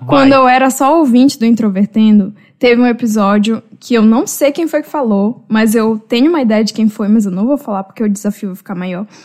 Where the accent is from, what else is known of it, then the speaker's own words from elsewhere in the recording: Pará, Brazil; moved away; eu sou paraense